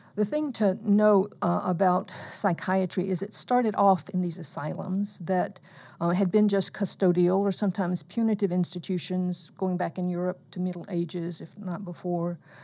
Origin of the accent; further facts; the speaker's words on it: eastern Alabama, United States; I grew up in Alabama, very close to McCullers, 'cause I was in the uh, eastern part of the state